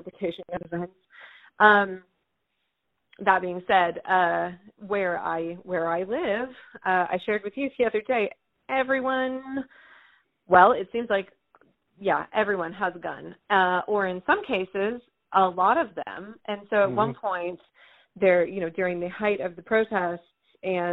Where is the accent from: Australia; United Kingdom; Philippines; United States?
United States; Northern California; moved away as an adult; also born or lived in San Francisco Bay Area / Santa Barbara; now in Freeman, United States; I grew up in Northern California my entire life